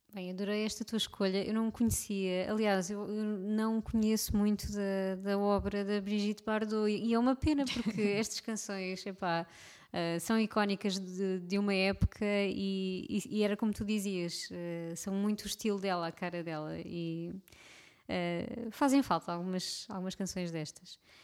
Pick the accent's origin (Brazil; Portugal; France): Portugal; somos nós, portugueses